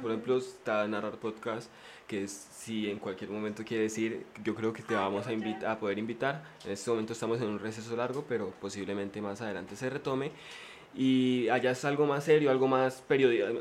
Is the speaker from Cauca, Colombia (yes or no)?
yes; Popayán, Cauca, Colombia; yo soy del Cauca, ¿no? Yo soy de, de Popayán, pero mi familia es de un pueblo